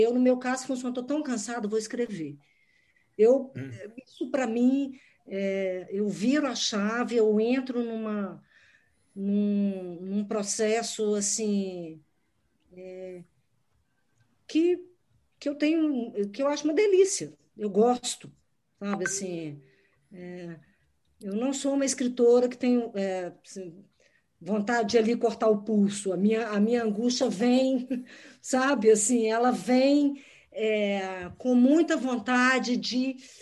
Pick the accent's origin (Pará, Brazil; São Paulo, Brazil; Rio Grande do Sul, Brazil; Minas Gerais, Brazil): Minas Gerais, Brazil; Como mineira